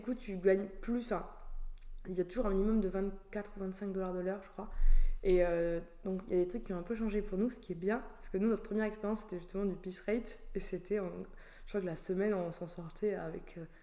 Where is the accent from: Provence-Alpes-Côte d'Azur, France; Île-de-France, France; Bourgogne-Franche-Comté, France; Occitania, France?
Occitania, France; Toulouse; moved away as an adult; now in Australia; je suis originaire du sud de la France, de Toulouse, du coup où j'ai vécu euh, du coup toute mon enfance